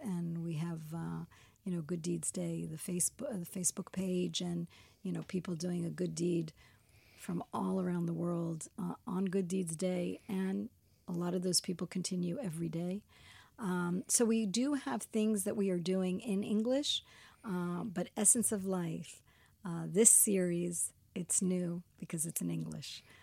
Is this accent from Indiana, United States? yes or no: no; Miami, Florida, United States; moved away as an adult; also born or lived in New York; now in Israel; I'm American. I was born in New York and, and raised in Miami.